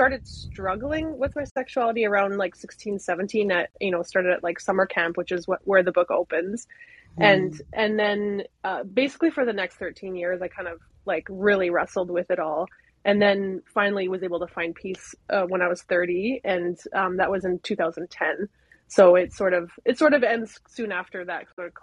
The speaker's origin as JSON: {"language": "English", "country": "Canada", "said": "I'm fully Canadian, 100%"}